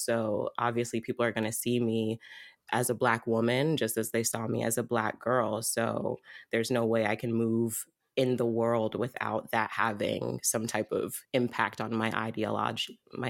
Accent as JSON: {"language": "English", "town": "Newark", "region": "New Jersey", "country": "United States", "said": "The most recent 10 years. The most recent 10 years. I'm from Newark, N"}